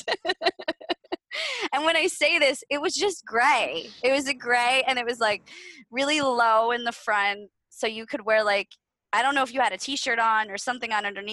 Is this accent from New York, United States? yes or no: no; Saylorsburg, Pennsylvania, United States; moved away as an adult; also born or lived in Philadelphia; I grew up in Sailorsburg and went to Pennsylvania, Sailorsburg, Pennsylvania, and my school was in Stroudsburg, Pennsylvania